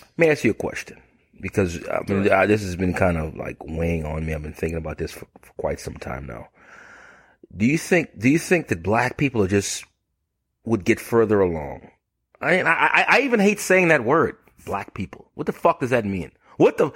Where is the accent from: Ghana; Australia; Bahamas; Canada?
Bahamas; now in United States; I'm from the Bahamas. I'm, I'm from the Bahamas originally.